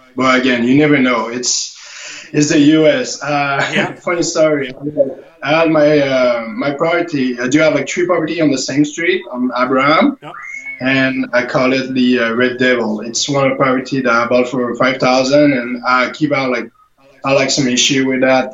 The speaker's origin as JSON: {"language": "English", "country": "Canada", "said": "as a Canadian"}